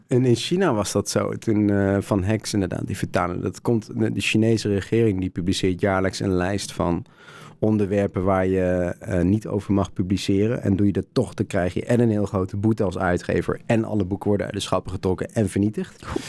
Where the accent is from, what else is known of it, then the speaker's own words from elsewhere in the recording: Netherlands; Ik kom uit Nederland